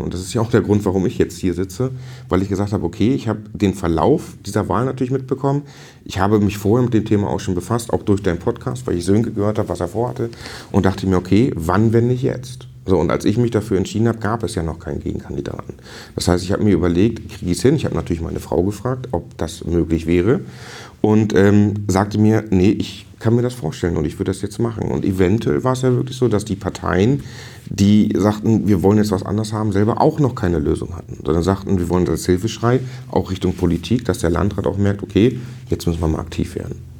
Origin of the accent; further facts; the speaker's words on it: Stellewittenwoth, Schleswig-Holstein, Germany; ich komme aus Stellewittenwoth